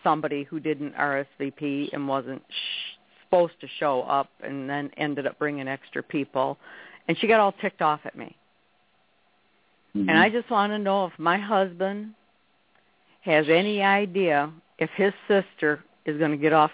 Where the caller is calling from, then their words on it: Rogers City, Michigan, United States; Roger City, Michigan.